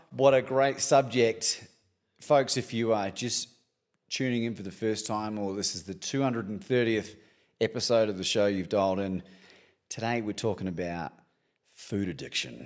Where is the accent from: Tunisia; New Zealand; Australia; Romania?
New Zealand; Christchurch, Canterbury; And I grew up in New Zealand, in Christchurch, and we didn't have a lot